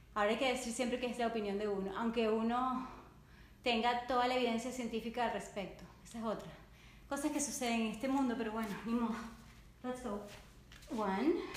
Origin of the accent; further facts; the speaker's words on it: Caracas, Capital District, Venezuela; yo nací en Caracas, Venezuela y amo el español